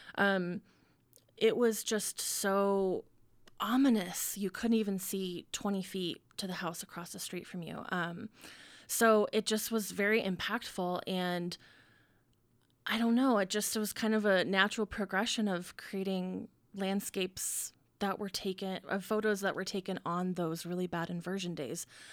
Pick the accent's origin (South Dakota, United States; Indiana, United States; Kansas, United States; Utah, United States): Utah, United States; Ogden; moved away as an adult; also born or lived in Colorado; now in Salt Lake City, United States; I'm from here, I grew up in Ogden